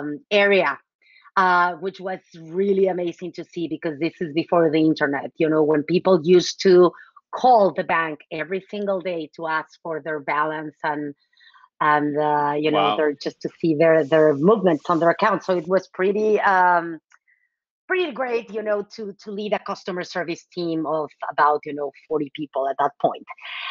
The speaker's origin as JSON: {"language": "English", "region": "Mexico City", "country": "Mexico", "tie": "born or raised there", "also_born_or_lived": "Cambridge, Massachusetts / Dallas, Texas", "moved": "as an adult", "lives_now": "San Francisco Bay Area, United States", "said": "So I am originally from Mexico City, born and raised in Mexico City. I went to an all-girl Catholic school my whole life. And then I went to college in Mexico City"}